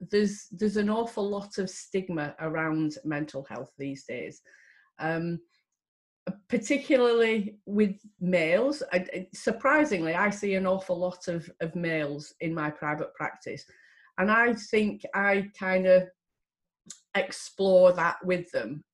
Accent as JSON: {"language": "English", "area": "Lancashire", "region": "North West England", "country": "United Kingdom", "said": "I am from Lancashire"}